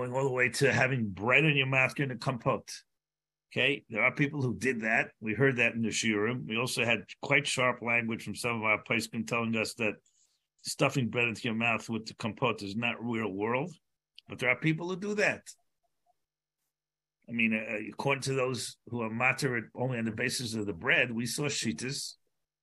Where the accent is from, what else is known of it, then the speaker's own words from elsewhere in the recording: United States; I'm an American